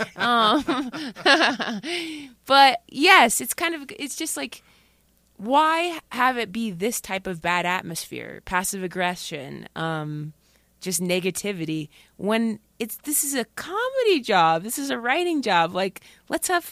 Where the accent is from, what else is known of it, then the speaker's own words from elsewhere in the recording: Dayton, Ohio, United States; moved away; My family's in Dayton, Ohio